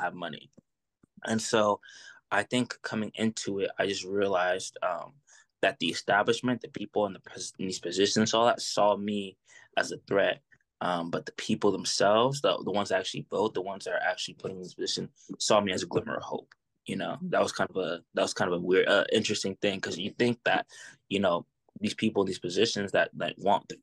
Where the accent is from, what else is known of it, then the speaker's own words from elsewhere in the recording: Providence, Rhode Island, United States; now in Lynnwood, United States; I'm originally from Providence, Rhode Island. I was born in Providence, Rhode Island